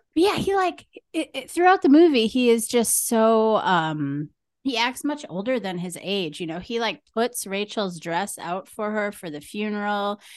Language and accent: English; Green Bay, Wisconsin, United States; I'm from Green Bay